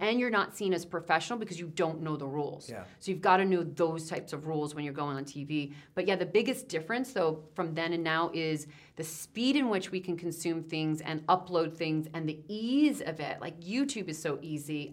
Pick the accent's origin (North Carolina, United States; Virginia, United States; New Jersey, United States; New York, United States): New Jersey, United States; I'm from Jersey